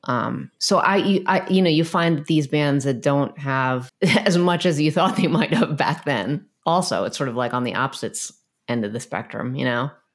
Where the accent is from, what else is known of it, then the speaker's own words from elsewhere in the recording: United States; I am from America